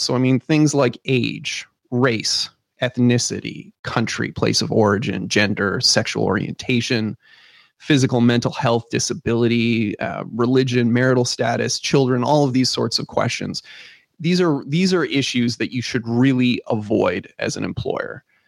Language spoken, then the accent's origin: English; Canada; we're Canadian